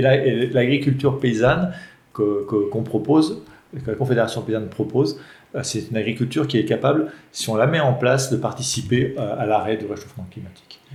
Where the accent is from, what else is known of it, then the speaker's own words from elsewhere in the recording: Mornant, Auvergne-Rhône-Alpes, France; Uniferme à Mornan. C'est mon village natal